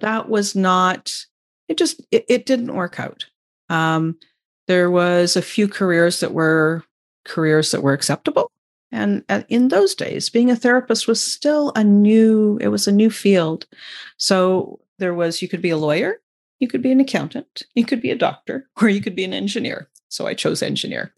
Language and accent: English; Vancouver, British Columbia, Canada; I'm Canadian, um, and I grew up just outside of Vancouver, um, and that's where I still live.